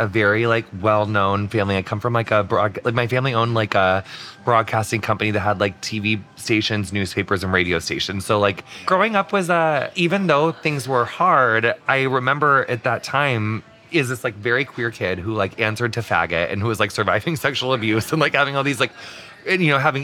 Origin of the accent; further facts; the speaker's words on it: Adams County, Illinois, United States; also born or lived in Los Angeles / New York; now in Texas, United States; I grew up in Illinois, which is obviously like we have Chicago, thank God. But where I'm from is this county called Adams